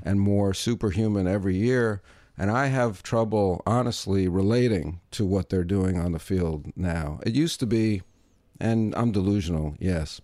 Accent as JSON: {"language": "English", "region": "New York", "country": "United States", "also_born_or_lived": "Vancouver", "said": "I'm from New York"}